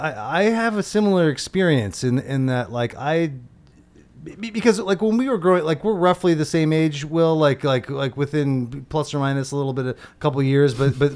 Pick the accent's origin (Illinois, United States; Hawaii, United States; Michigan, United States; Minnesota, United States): Illinois, United States; outside of Chicago; I grew up outside of Chicago